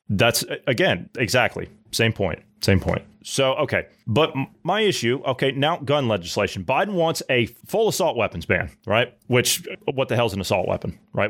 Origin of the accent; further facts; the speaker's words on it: Midwest, United States; I grew up in the Midwest.